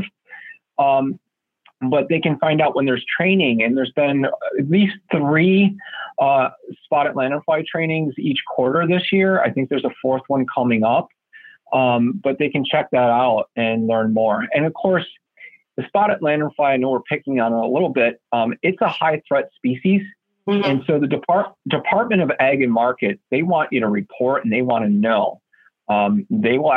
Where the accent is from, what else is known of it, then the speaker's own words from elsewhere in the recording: Buffalo, New York, United States; I grew up in Western New York. I'm a Buffalonian